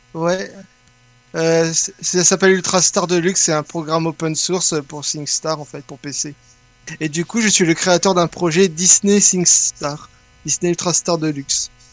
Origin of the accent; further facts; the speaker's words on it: Belgium; je suis belge, oui, mais je suis italien